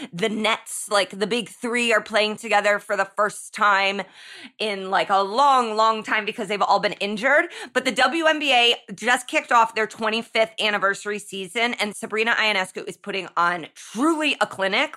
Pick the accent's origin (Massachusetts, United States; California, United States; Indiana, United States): Indiana, United States; Indianapolis; my hometown